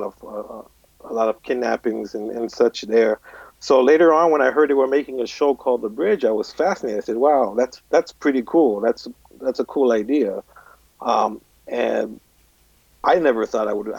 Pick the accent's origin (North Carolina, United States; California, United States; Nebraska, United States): California, United States; Inglewood; also born or lived in Torrance, California; I grew up in Inglewood